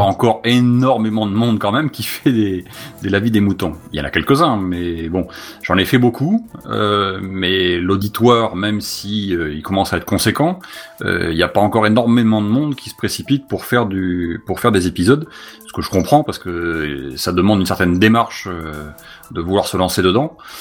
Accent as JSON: {"language": "French", "town": "Bordeaux", "region": "Nouvelle-Aquitaine", "country": "France"}